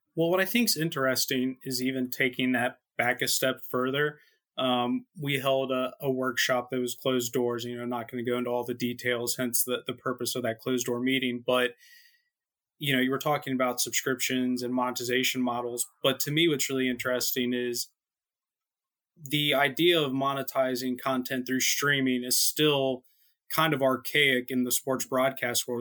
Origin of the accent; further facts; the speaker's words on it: United States; as an American